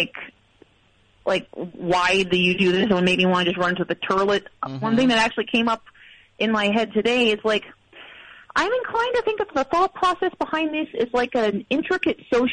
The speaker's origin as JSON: {"language": "English", "town": "Springfield", "region": "Illinois", "country": "United States", "tie": "born or raised there", "also_born_or_lived": "North Carolina", "moved": "yes", "lives_now": "Raleigh, United States", "said": "I grew up in Springfield, Illinois"}